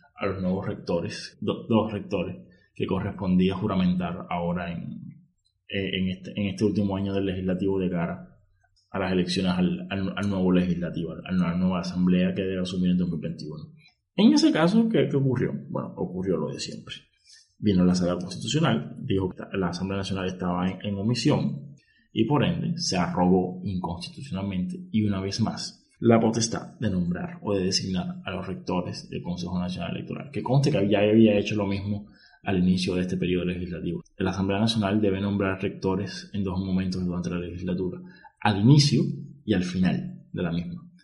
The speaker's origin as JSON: {"language": "Spanish", "country": "Cuba", "said": "soy cubano, estoy en Cuba"}